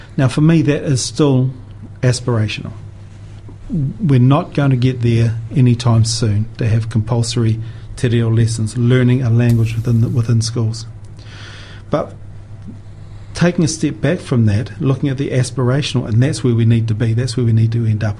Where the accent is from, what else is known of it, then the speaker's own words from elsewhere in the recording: Invercargill, Southland, New Zealand; now in Dunedin, New Zealand; growing up in Invercargill.